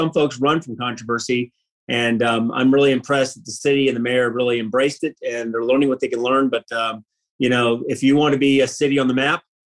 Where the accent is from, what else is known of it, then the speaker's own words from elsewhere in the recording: Tampa, Florida, United States; I'm from Tampa, Florida, was born in McGill Air Force Base. My dad was Chief Master Sergeant, 28 years Air Force. I did 20 years United States Navy, and that took me around the world, but it also brought me back to Tampa